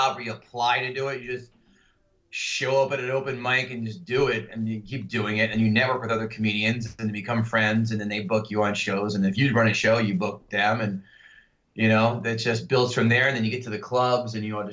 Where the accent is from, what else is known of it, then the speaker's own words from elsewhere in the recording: New Jersey, United States; I'm from Jersey